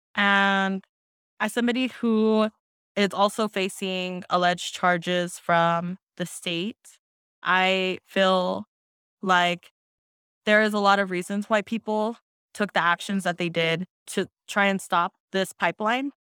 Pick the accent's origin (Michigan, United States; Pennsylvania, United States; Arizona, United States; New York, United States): Arizona, United States; Black Mesa; I am from the Navajo Nation. Um, I'm Diné. and Mesclero Apache from the Black Mesa region